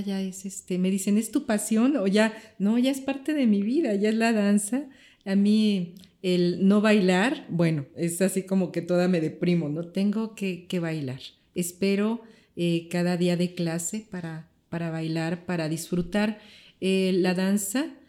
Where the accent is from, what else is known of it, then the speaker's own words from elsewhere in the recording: Mexico; soy mexicana